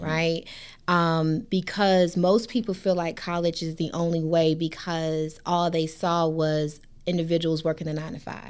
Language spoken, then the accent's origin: English; Hampton, Virginia, United States; moved away as an adult; I came from Shell Road, Hampton, Virginia